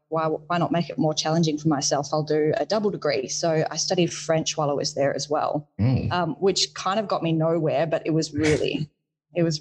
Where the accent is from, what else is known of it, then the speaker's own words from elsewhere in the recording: Perth, Western Australia, Australia; moved away as an adult; also born or lived in Shark Bay, Western Australia / Coral Bay, Western Australia / Victoria; I actually grew up in sort of Western Australia around Shark Bay, Coral Bay